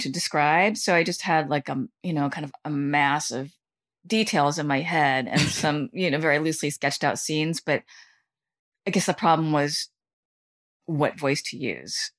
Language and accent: English; Southern California, United States; moved away as an adult; now in New York, United States; I did grow up, you know, for nine years in Southern California